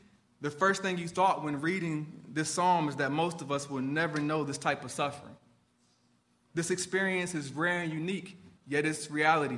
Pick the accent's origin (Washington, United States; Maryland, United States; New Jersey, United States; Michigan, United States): Michigan, United States; Detroit; my hometown of Detroit